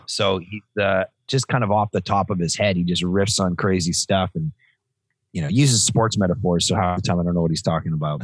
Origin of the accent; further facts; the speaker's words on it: Toronto, Ontario, Canada; moved away as an adult; now in Vancouver, Canada; Born, born and raised in Toronto, and then uh, last 15 years in Vancouver.